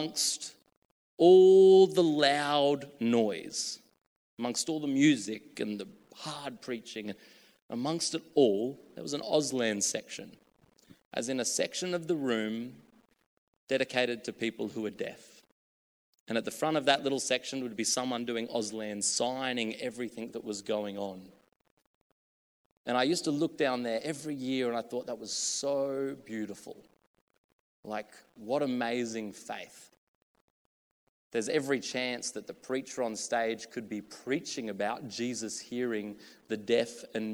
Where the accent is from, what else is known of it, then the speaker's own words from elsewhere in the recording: Australia; moved away; also born or lived in the coast (NSW); I was a kid from a small country town of 5,000 people